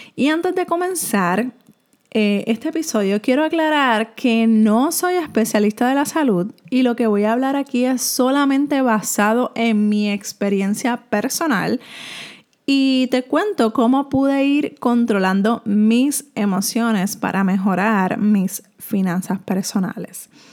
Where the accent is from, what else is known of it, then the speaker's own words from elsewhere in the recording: Puerto Rico; soy de Puerto Rico